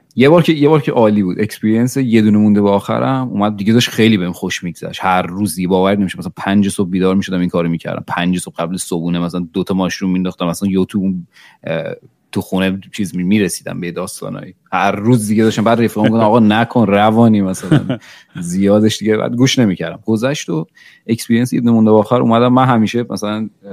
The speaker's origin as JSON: {"language": "Persian", "country": "Iran", "tie": "born or raised there", "moved": "as an adult", "lives_now": "Toronto, Canada", "said": "مجبور شدیم از ایران بریم اینجا"}